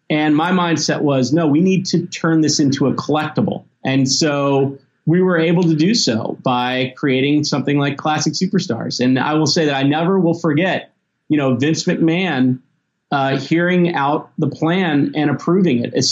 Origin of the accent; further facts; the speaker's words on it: Memphis, Tennessee, United States; I grew up in Memphis and the South.